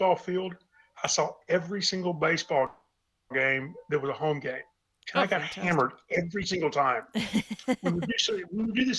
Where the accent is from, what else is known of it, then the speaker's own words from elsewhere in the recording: East Tennessee, United States; moved away as an adult; I was born and raised in East Tennessee. I lived there until I left for the Army